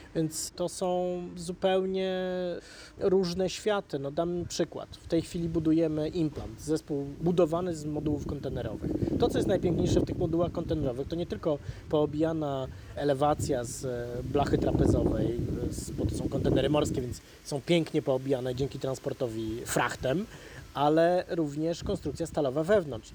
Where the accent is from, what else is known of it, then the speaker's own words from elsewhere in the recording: Warsaw, Masovian Voivodeship, Poland; Ja wychowywałem się na Ursynowie